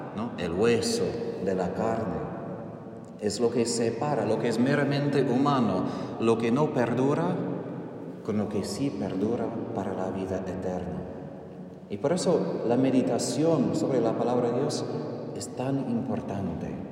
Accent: South Texas, United States; Spanish is a second language; moved away as an adult; also born or lived in Philippines; now in Argentina; soy originalmente de Estados Unidos, de Texas del Sur, por eso aprendí español cerca de la frontera de México

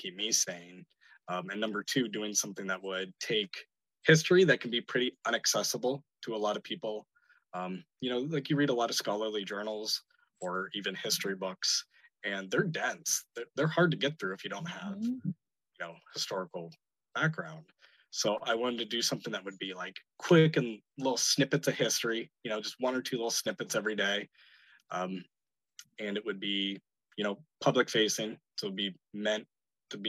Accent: Cambridge Springs, Pennsylvania, United States; I grew up in Cambridge Springs, so just south of here in Crawford County

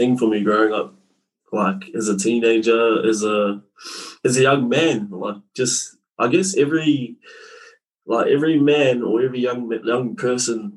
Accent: Tūrangi, Waikato, New Zealand; born and bred in Central North Island. A place called Tūrangi.

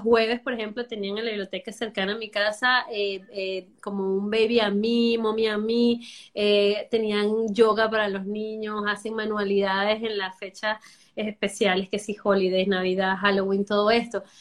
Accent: Venezuela; moved away as an adult; now in Miami, United States; Soy venezolana. Ya tengo, voy para los ocho años aquí

